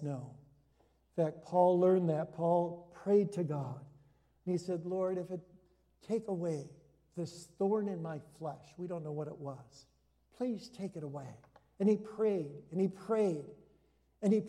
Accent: Hudsonville, Michigan, United States; now in Orland Park, United States; I was growing up in Hudsonville, Michigan, my dad's first church was in Hudsonville. We went there when I was a year old.

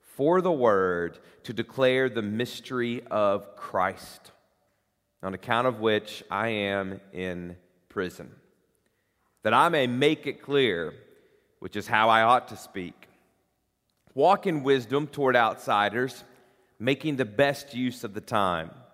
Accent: Corbin, Kentucky, United States; now in Northern Kentucky, United States; I grew up in Corbin, Kentucky, population seven thousand

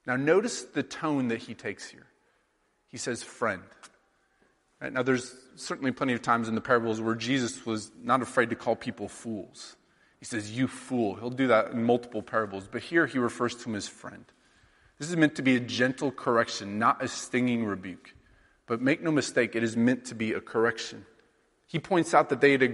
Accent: Sheraton, Iowa, United States; now in New York, United States; my hometown of Sheraton, Iowa.

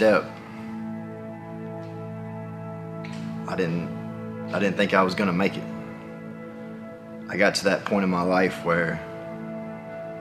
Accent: Tupelo, Mississippi, United States; I grew up in Tupelo, Mississippi.

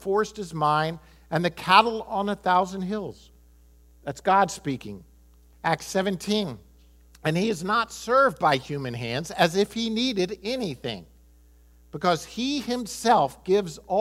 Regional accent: United States; I'm American

